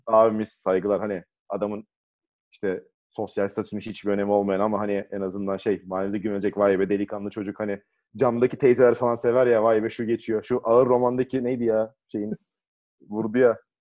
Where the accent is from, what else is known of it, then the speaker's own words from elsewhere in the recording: Thrace, Turkey; Hani biz buralıyız ya. Trakya çocuğuyuz